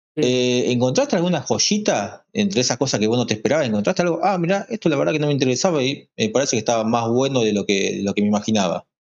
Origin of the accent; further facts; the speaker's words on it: Berazategui, Buenos Aires Province, Argentina; nací en y moriré en Brasategui